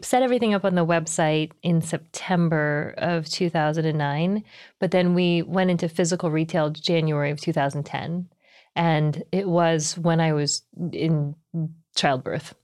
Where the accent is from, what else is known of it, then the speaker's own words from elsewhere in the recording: United States; also born or lived in New Jersey / Texas / Taiwan (parents); my parents are from Taiwan. I was born here, though, and I grew up in New Jersey in Texas